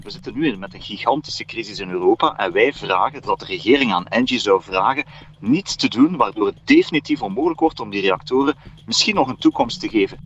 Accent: Flanders, Belgium

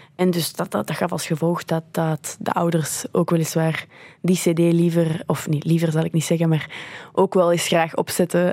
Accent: Belgium; also born or lived in Canada; ik van België ben

